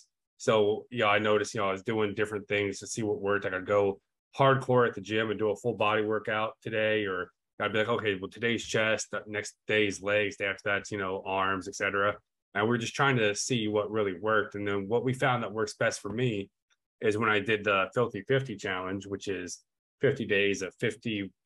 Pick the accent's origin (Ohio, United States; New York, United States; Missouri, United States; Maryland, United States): Ohio, United States; moved away as an adult; also born or lived in Nevada / Germany; I was born and raised in Ohio